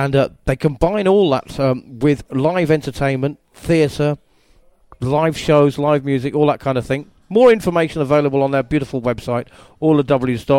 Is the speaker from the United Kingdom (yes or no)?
yes; England, United Kingdom; accent: southern; And when I told him in my southern accent, it's disappeared a bit now over the years since I became an actor